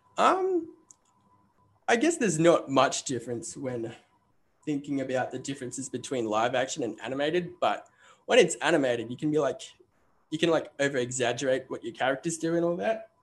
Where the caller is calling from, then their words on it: Queensland, Australia; I am calling from Australia. currently in Queensland